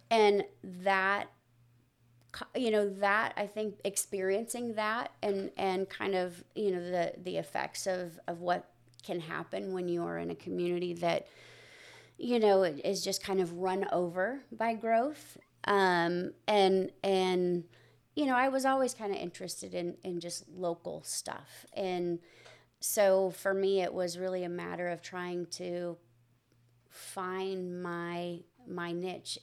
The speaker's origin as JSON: {"language": "English", "area": "near Riverside", "region": "California", "country": "United States", "tie": "born or raised there", "moved": "yes", "lives_now": "Tomball, United States", "said": "I grew up in a, in a little small community right outside of Riverside"}